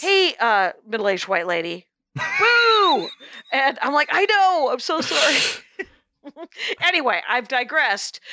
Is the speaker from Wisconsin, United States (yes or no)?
yes; South Milwaukee, Wisconsin, United States; my hometown of South Milwaukee, Wisconsin